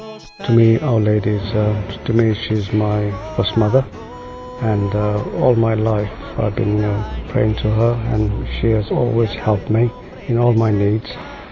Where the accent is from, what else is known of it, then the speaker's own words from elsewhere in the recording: Goa, India; moved away; I'm originally from Goa. Goa being one of the most Catholic states in India.